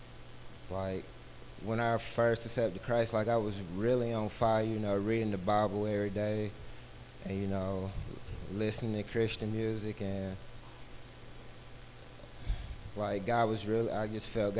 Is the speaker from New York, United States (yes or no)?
no; Albemarle, North Carolina, United States; also born or lived in Minnesota; So I grew up here in Albemarle, going to a Baptist church